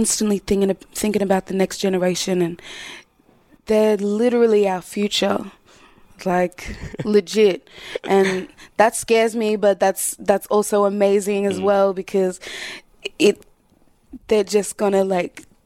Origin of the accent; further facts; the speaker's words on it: Southeast, United States; growing up in the Southeast and, you know, majority white people